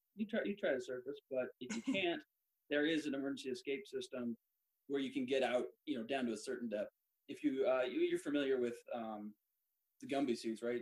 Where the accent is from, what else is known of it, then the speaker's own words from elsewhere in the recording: Bend, Oregon, United States; moved away as an adult; now in Norfolk, United States; I was born and raised in Bend, Oregon, in Central Oregon